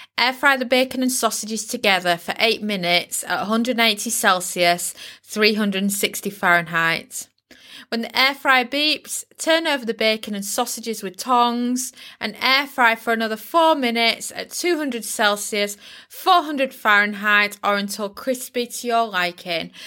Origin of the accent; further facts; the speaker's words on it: United Kingdom; I'm British